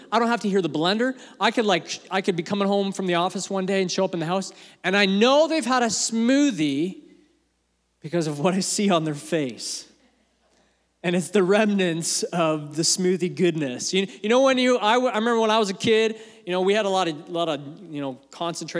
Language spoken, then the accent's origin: English; Canada; also born or lived in England; my family, when we came to Canada, I was born in England. Family's from England. We moved here when I was 2